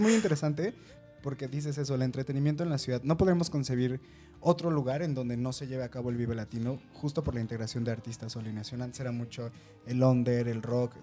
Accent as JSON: {"language": "Spanish", "area": "Chilango", "region": "Mexico City", "country": "Mexico", "said": "nos conecta a todos como chilangos"}